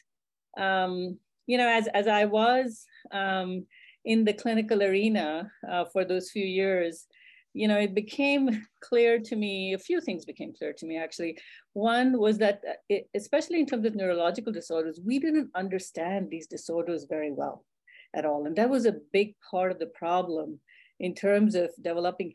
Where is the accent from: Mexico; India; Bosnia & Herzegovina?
India; moved away as an adult; I was raised in India